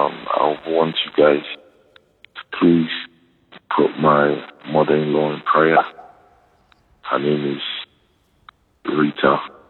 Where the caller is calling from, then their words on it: Nigeria; And calling from Nigeria.